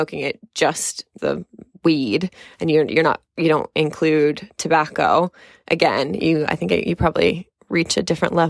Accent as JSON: {"language": "English", "region": "California", "country": "United States", "moved": "yes", "lives_now": "United Kingdom", "said": "I moved to the UK from California, where it is legal. And it's legal in many states in the US, but it wasn't when I was growing up."}